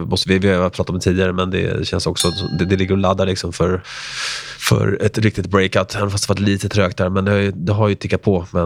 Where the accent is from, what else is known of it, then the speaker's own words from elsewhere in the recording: Argentina; born there; jag är född i Argentina som …